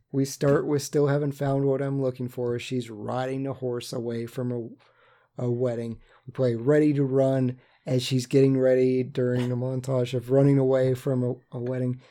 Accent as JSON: {"language": "English", "region": "West Virginia", "country": "United States", "said": "coming from West Virginia"}